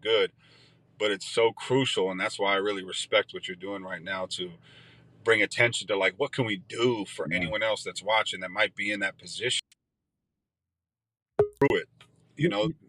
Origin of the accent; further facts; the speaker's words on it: Eugene, Oregon, United States; my hometown